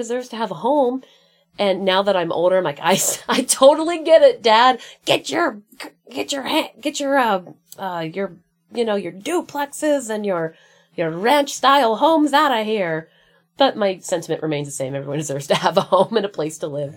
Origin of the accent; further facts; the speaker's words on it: Bellefonte, Pennsylvania, United States; moved away; growing up in Pennsylvania, I grew up in farm country, central PA